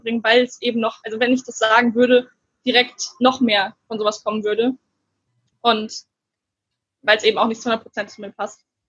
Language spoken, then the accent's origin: German; Gernsheim, Hesse, Germany; moved away; also born or lived in Frankfurt; Gernsheimer Autorin, also der Ort wird viel nicht sagen, aber da komme ich her